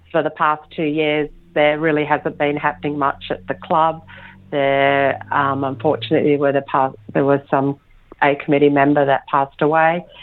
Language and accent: English; Canberra, Australian Capital Territory, Australia; I was born in Canberra to Slovenian parents I went to school in Canberra, married in Canberra, had kids in Canberra.